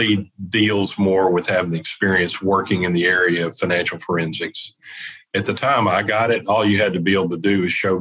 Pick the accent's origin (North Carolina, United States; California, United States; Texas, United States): Texas, United States; East; a CPA from East Texas